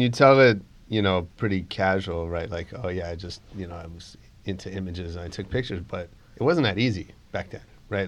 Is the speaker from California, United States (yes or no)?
yes; San Francisco, California, United States; I grew up in San Francisco